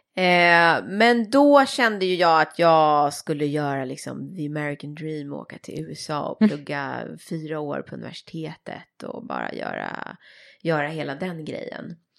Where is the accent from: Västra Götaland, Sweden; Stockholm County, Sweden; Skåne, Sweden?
Stockholm County, Sweden; Saltsjöbaden; jag är ju uppvuxen i Saltsjöbaden som ju är en, en förort i Stockholm